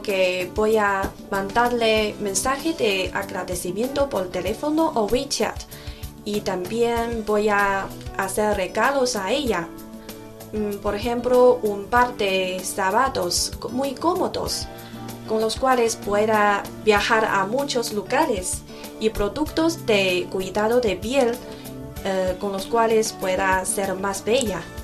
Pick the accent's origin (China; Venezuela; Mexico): China; Xi'an, Shaanxi; Spanish is a second language; now in Beijing, China; mi madre está en Xi'an, mi ciudad natal, a mil kilómetros de Beijing